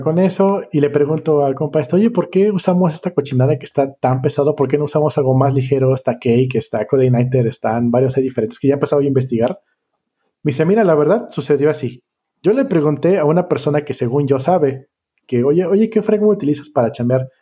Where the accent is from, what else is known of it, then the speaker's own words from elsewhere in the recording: Colima, Mexico; vengo de Colima